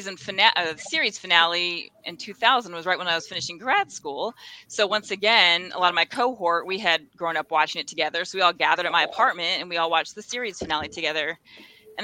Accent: Laurel, Maryland, United States; moved away; I grew up in Laurel, Maryland, just outside of DC.

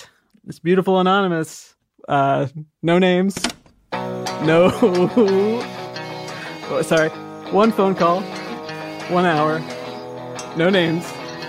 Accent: Indiana, United States; I'm from Indiana, you know, the Midwest. I'm in my early 30s.

